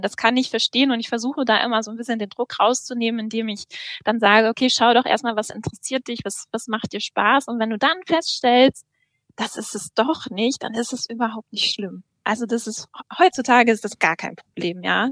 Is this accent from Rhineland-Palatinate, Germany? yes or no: no; North Rhine-Westphalia, Germany; now in Lübeck, Germany; Ich äh, bin gebürtige NRWlerin